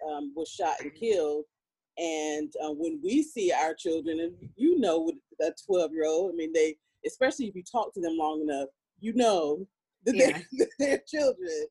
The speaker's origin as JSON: {"language": "English", "region": "Virginia", "country": "United States", "said": "I'm from Virginia"}